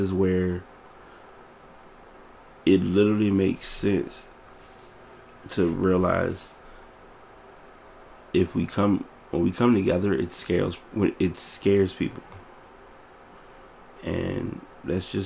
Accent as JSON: {"language": "English", "area": "Richmond", "region": "Virginia", "country": "United States", "tie": "born or raised there", "said": "here in my hometown"}